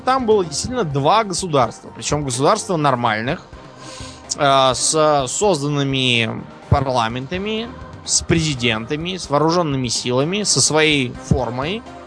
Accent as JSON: {"language": "Russian", "country": "Russia", "said": "у нас, например, в России"}